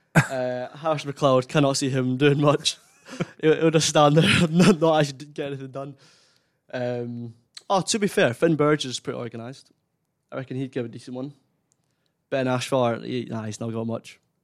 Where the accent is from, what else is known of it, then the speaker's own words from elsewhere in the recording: Kinross, Scotland, United Kingdom; my hometown, Kinross